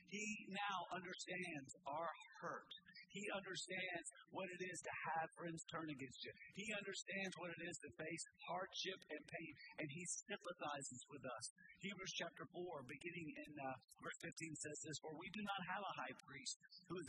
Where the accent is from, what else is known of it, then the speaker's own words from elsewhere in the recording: Nashville, Tennessee, United States; I grew up in West Nashville in a little community called Bellevue.